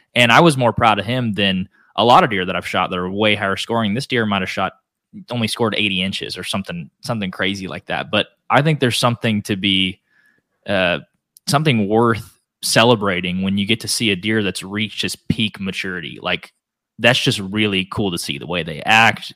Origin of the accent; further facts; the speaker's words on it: Northeast Oklahoma, United States; I grew up in Northeast Oklahoma